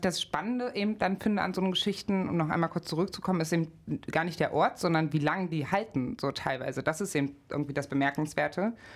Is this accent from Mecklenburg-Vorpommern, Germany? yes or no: no; Magdeburg, Saxony-Anhalt, Germany; also born or lived in Gardelegen; now in Leipzig, Germany; bin geboren 1990 in Gardelegen in Sachsen-Anhalt, aufgewachsen in Magdeburg